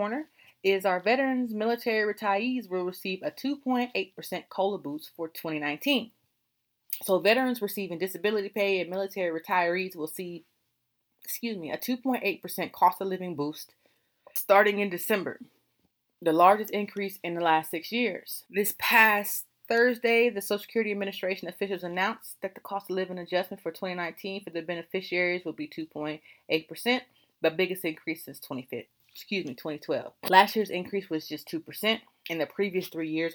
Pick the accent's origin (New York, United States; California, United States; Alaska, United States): California, United States; now in Virginia, United States; I am from California